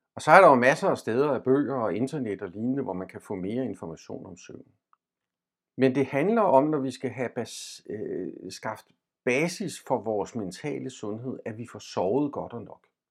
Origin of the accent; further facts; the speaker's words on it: Denmark; vi som danskere